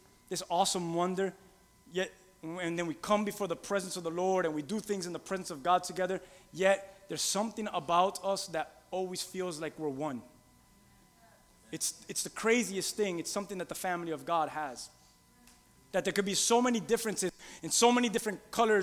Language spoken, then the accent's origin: English; Key West, Florida, United States; I'm from a country called Key West, Florida.